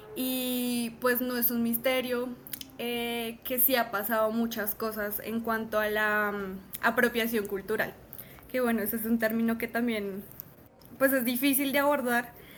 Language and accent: Spanish; Bogotá, Colombia; nuestro sello como, como rolos